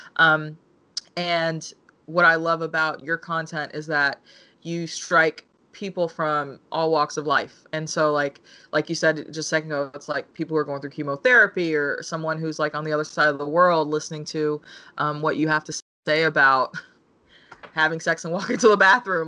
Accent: United States; I'm African American and my mother's Korean.

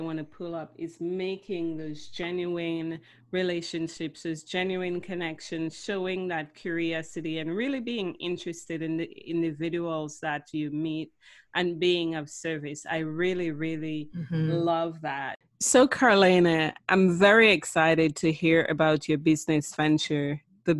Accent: Dominica; now in Canada; I myself am from Dominica and I've been living in Canada for 20 years

